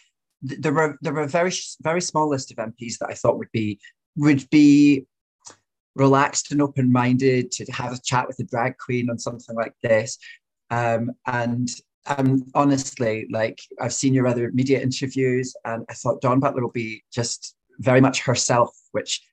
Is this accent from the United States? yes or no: no; Fife, Glasgow, Scotland, United Kingdom; now in London, United Kingdom; I'm Scottish, so like when I grew up in Fife in Glasgow